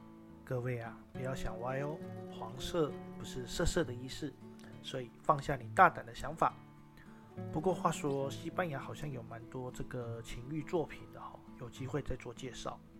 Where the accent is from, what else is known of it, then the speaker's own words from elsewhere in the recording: Miaoli, Miaoli County, Taiwan; 可是呢，我的家乡苗栗国呢也遇到相同的问题，人口老化，年轻人被迫离开，到了其他县市打拼发展，城市失去了生机，只能等待时间带走一切。